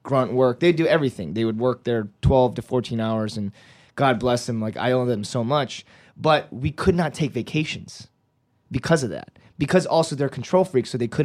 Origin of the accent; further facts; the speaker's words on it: United States; also born or lived in South Korea; as I grew up in America